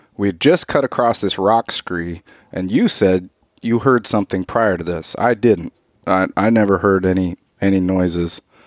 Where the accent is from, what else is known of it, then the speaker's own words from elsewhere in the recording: Alaska, United States; I grew up in Alaska, and, you know, like most kids in Alaska, I grew up hunting and stuff